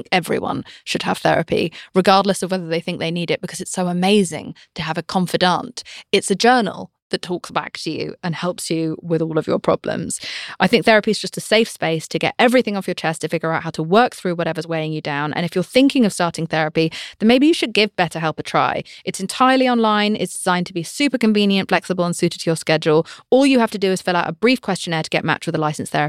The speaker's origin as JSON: {"language": "English", "country": "United Kingdom", "said": "I'm British."}